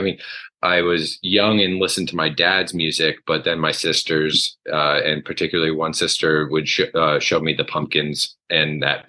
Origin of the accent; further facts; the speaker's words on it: Vermont, United States; moved away as an adult; also born or lived in Massachusetts; now in Henderson, United States; I was born in Massachusetts, but I grew up in Vermont. So my family moved to Vermont when I was really young, probably before first grade. And then I started my schooling in Vermont and grew up there.